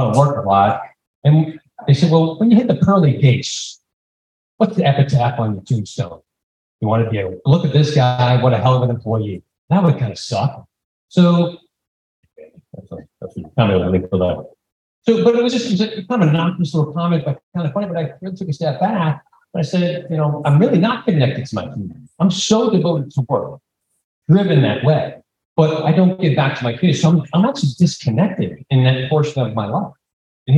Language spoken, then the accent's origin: English; New York City, New York, United States; now in Atlanta, United States; I grew up in the Bronx.